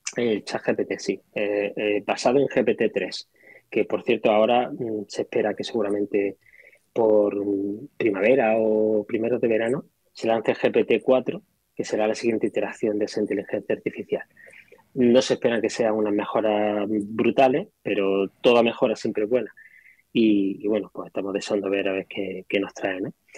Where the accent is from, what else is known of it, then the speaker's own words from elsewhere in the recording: Granada, Andalusia, Spain; Yo soy de Granada